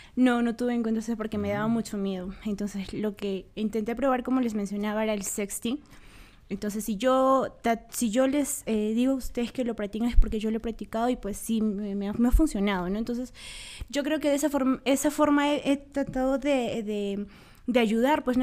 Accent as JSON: {"language": "Spanish", "town": "Huancayo", "region": "Junín", "country": "Peru", "said": "Hoy en día nosotros vivimos, somos de acá de Huancayo"}